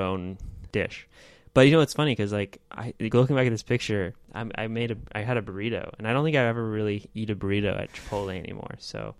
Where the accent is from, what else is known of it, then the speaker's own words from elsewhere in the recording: United States; as an American